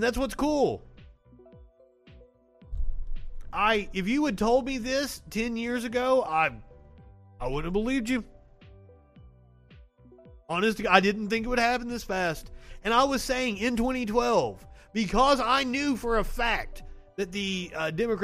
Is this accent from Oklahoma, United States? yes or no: no; Kentucky, United States; accent: Southern; also born or lived in Tennessee; now in Alabama, United States; I'm from Kentucky and I went to college in Tennessee. I worked for several news stations in Kentucky